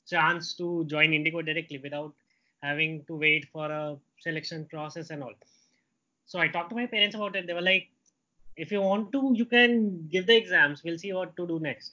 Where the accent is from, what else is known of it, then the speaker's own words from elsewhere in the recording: Ranchi, Jharkhand, India; moved away as an adult; also born or lived in Bangalore; Ranchi, which is my hometown